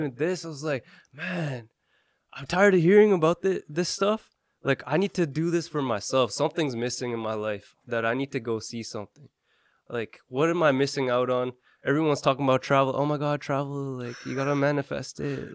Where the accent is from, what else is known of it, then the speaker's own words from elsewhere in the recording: Canada; We're from Canada